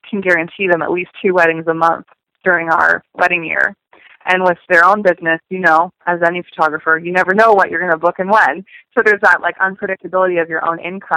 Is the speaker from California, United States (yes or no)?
yes; San Francisco, California, United States; moved away as an adult; now in Los Angeles, United States; I'm from San Francisco area, so moving to Los Angeles